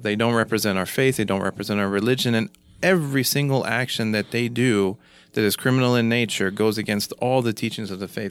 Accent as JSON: {"language": "English", "region": "Kansas", "country": "United States", "moved": "yes", "lives_now": "Oklahoma, United States", "said": "from Kansas, uh, you know, moving to Oklahoma"}